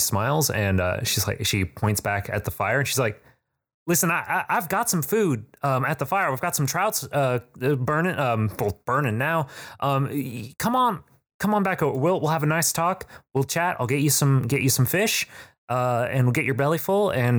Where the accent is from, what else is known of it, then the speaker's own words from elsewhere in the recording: South Bend, Indiana, United States; I'm from South Bend.